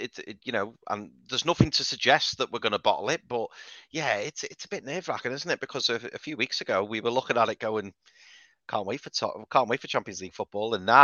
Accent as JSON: {"language": "English", "town": "Liverpool", "region": "North West England", "country": "United Kingdom", "said": "I'm from Liverpool"}